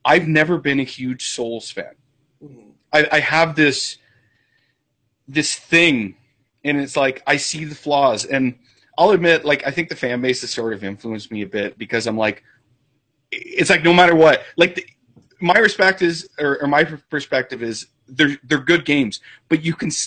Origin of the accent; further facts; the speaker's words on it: Canada; I'm Canadian